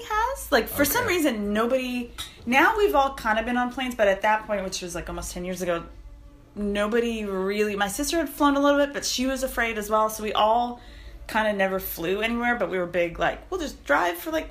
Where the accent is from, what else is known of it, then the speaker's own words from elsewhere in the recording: Montreal, Quebec, Canada; I grew up in Montreal